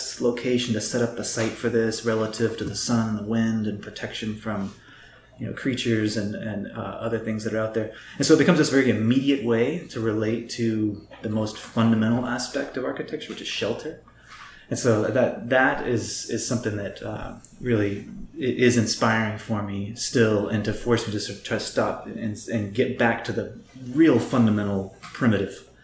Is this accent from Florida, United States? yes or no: no; Austin, Texas, United States; I am originally from the Austin area, from Central Texas.